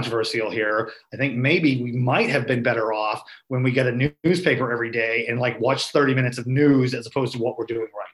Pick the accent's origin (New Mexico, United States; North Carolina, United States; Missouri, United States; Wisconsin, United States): Missouri, United States; Springfield area; my hometown who don't want to go to downtown Springfield